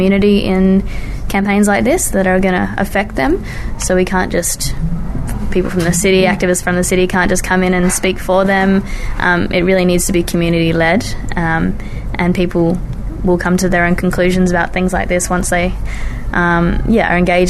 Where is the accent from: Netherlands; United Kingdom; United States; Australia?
Australia; Adelaide, South Australia; my hometown, Adelaide